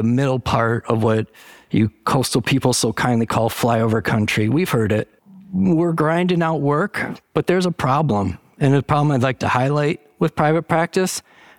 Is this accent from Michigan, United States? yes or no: yes; Michigan, United States; I grew up in the Valley, right in the Bay Area. Went to school by the bridge. Not that bridge. It was the Great Lakes Bay Area. It's less famous. It's in Michigan. The Saginaw Valley is about 50,000 people.